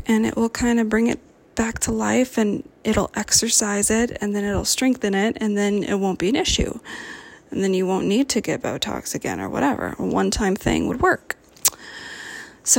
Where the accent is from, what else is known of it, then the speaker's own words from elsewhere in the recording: Cupertino, California, United States; now in Oregon, United States; I'm from California, born and raised in Cupertino.